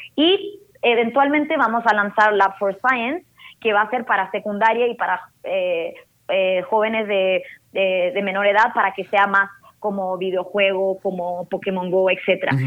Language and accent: Spanish; Arica, Arica y Parinacota, Chile; yo soy de Chile originalmente, eh, nací en Chile, en el norte de Chile, en Arica, eh, frontera con Perú